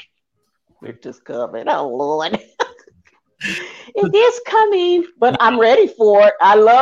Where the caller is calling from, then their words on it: Atlanta, Georgia, United States; Atlanta, Georgia.